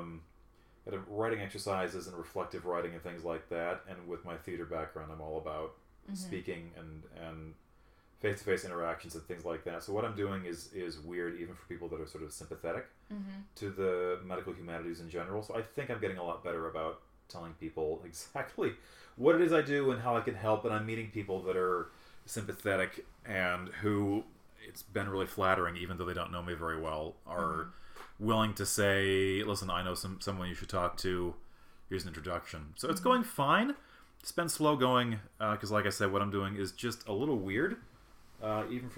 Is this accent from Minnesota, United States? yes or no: no; Chicago, Illinois, United States; moved away as an adult; also born or lived in Germany; now in Los Angeles, United States; we're from the Midwest and this is great. It's cold, it's rainy, it's a season. So it's been really good to be back in the Midwest. In Chicago and Illinois is home